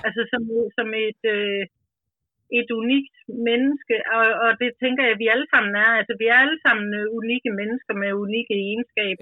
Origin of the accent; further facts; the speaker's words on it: Grenå, Central Denmark Region, Denmark; also born or lived in Vestegnen; now in Ølstykke, Denmark; kommer jeg selv fra Jylland, Grenå nærmere bestemt, og er opvokset